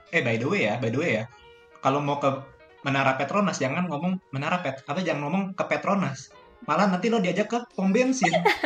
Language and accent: Indonesian; Indonesia; moved away as an adult; also born or lived in Malaysia; saya orang Indonesia